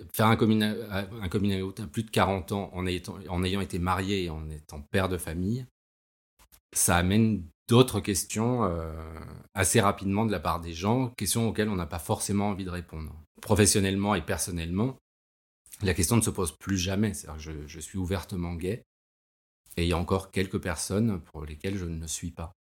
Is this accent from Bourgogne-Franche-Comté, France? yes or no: no; Paris, Île-de-France, France; j'ai 46 ans, je suis parisien